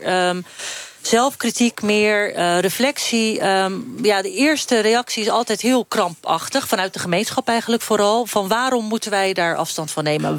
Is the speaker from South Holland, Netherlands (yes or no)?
yes; Rozenburg, South Holland, Netherlands; ik ben geboren en opgegroeid in Rozenburg